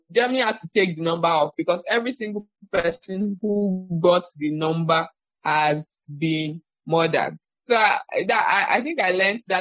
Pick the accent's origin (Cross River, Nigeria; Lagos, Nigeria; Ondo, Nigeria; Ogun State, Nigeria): Ondo, Nigeria; I'm from Ondo State, but I've never been to Akure.